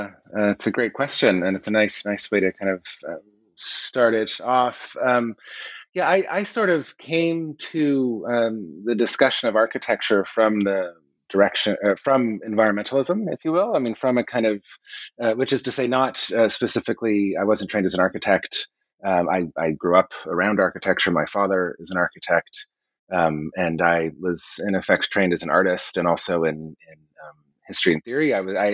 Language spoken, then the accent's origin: English; Colorado, United States; growing up in Colorado in the 1970s and 80s, there were solar houses everywhere.